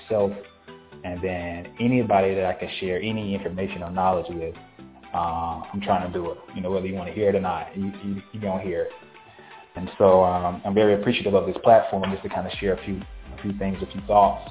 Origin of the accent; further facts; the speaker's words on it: Valdosta, Georgia, United States; moved away as an adult; also born or lived in Tallahassee, Florida; now in Atlanta, United States; I'm from Valdosta, Georgia, born and raised.